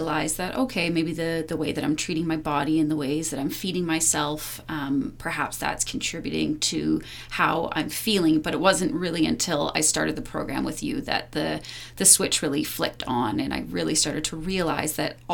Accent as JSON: {"language": "English", "town": "Powell River", "region": "British Columbia", "country": "Canada", "tie": "born or raised there", "lives_now": "Whistler, Canada", "said": "when I was a teenager growing up in a really small town, I'm from Powell River, BC"}